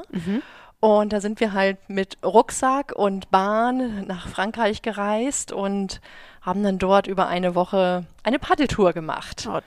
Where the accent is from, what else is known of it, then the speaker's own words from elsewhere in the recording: Schleswig-Holstein, Germany; Also ich komme ja, ich, ich komme aus Dithmarschen.